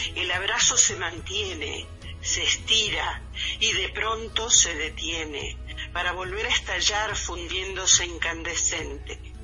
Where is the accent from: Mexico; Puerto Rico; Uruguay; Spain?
Uruguay; Montevideo; also born or lived in Río Branco, Cerro Largo, Uruguay; yo nací en el interior del Uruguay, en Río Branco, este, en 1947. Eh, pero muy chica me vine para Montevideo.